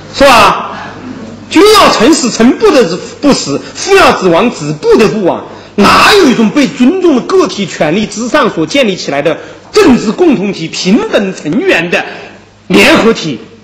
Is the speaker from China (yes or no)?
yes; China; 我们中国人接受了现代的法国理念